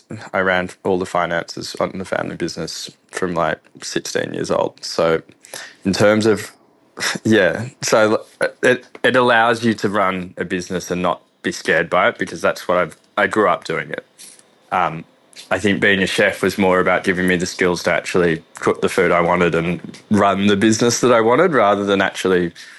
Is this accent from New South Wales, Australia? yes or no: no; Melbourne, Victoria, Australia; Yeah, so I grew up in the eastern suburbs of Melbourne. So I think when I was Callista, Croydon, Mitcham, growing up, we just grew up in, I guess, Melbourne suburbia